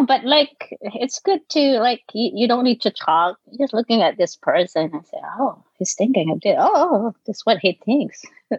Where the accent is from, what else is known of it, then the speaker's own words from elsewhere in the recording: Tanay, Rizal, Philippines; English is a second language; moved away as an adult; also born or lived in Sorsogon, Bicol / Middle East / North Carolina; now in New York, United States; So I was born in Sursogon, Bicol, southern part of the Philippines, the mainland, yeah. And then I remember we moved to Sampaloc when I was 6 or 5. Then I grew up in Sampaloc, Tanay Rizal.